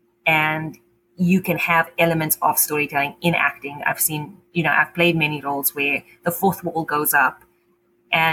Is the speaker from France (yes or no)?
no; South Africa; also born or lived in Cape Town; now in Ottawa, Canada; my experience in Cape Town or growing up in South Africa